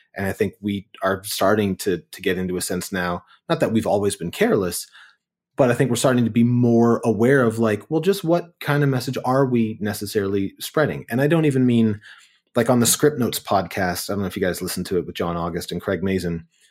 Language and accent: English; Kitchener, Ontario, Canada; I grew up in Kitchener, Waterloo in Ontario